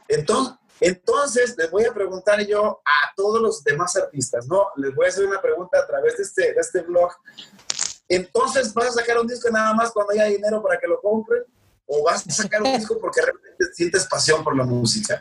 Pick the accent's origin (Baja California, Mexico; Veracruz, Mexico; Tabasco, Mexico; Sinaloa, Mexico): Sinaloa, Mexico; bichi, como dijimos aquí en Sinaloa